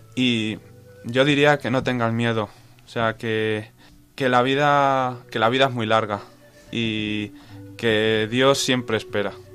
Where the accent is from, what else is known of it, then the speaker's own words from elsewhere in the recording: Cuenca, Castilla-La Mancha, Spain; also born or lived in Mota de Altarejos; soy de aquí de Cuenca